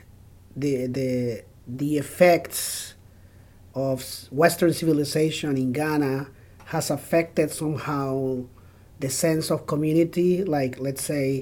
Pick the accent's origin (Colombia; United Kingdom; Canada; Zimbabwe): Colombia; first language Spanish; English is a second language; moved away; I was born in Colombia and South America, and the languages that I speak now is English and Spanish, but obviously my home language was Spanish.